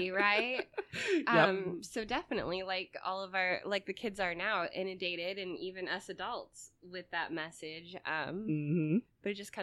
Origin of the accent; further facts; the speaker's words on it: United States; Being American, where we don't have nudity in front of each other